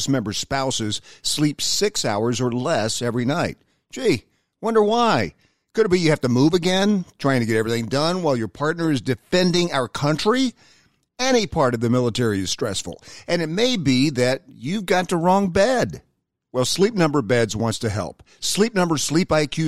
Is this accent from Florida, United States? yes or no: no; Knoxville, Tennessee, United States; I grew up in Knoxville, Tennessee